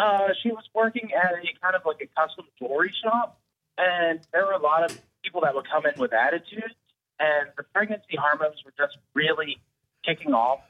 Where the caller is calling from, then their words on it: Summerville, South Carolina, United States; I'm calling from Somerville.